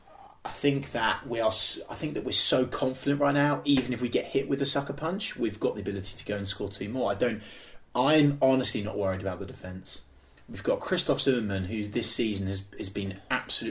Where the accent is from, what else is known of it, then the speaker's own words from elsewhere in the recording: Norfolk, East of England, United Kingdom; we are from Norfolk